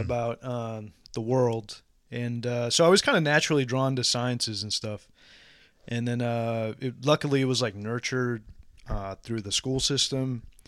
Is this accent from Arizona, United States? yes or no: no; San Antonio, Texas, United States; San Antonio